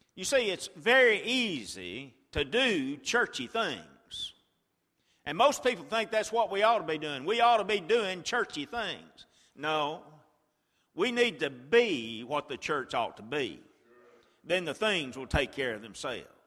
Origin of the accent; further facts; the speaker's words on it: Chilton County, Alabama, United States; when I was a boy, I grew up in Chilton County, Alabama